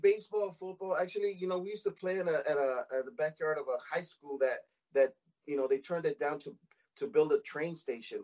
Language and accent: English; Los Angeles, California, United States; I was born and raised in Boyle Heights. I still live here uh, 323 area code